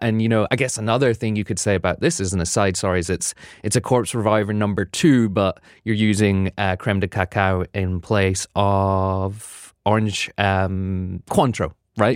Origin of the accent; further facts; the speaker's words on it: United Kingdom; now in New York, United States; being a Brit